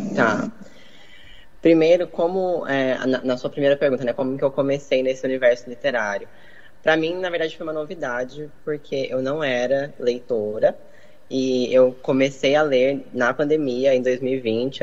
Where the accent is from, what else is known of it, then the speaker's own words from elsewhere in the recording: Minas Gerais, Brazil; Eu sou mineira.